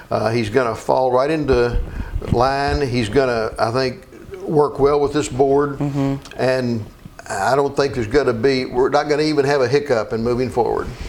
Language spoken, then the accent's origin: English; Meade County, near Brandenburg, Kentucky, United States; also born or lived in Elizabethtown, Kentucky; I was born in Meade County over near Brandenburg